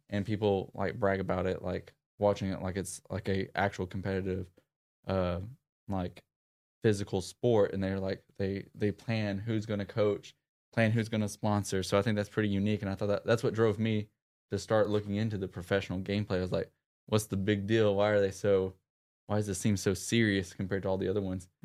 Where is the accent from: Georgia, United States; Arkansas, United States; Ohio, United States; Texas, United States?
Arkansas, United States; Clarendon; my upbringing was a small town, uh, named Clarendon, Arkansas